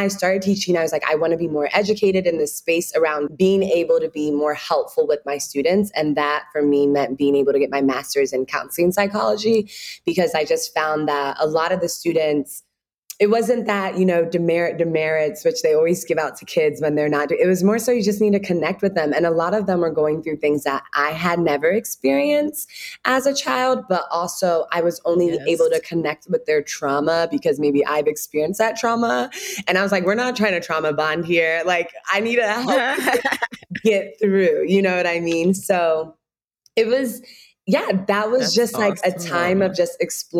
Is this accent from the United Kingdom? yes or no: no; Ghana; now in Chicago, United States; when you're home being Ghanaian, you always have shea butter, but you know, you'll try to step away from it. It's too hard. It's like all these different things. But when I moved to Chicago